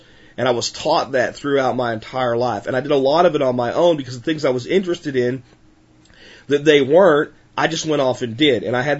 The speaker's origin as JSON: {"language": "English", "country": "United States", "tie": "born or raised there", "said": "I know how to survive in America with very little, because I grew up in America with very little."}